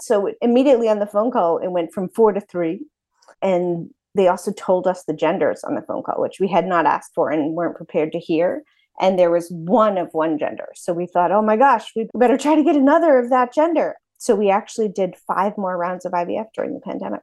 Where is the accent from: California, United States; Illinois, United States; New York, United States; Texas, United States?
New York, United States; Brooklyn; moved away; also born or lived in Princeton, New Jersey / Philadelphia / Washington, D.C.; I was born in Brooklyn and raised in Brooklyn and in Princeton, New Jersey